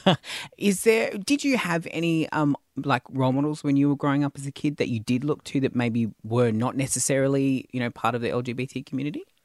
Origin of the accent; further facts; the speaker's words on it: Tasmania, Australia; I was born in Tasmania